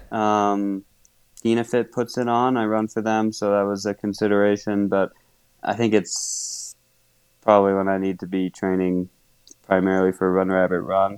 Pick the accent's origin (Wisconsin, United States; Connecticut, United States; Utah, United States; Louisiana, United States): Wisconsin, United States; moved away; I grew up in Wisconsin, and fortunately, there was a club in my hometown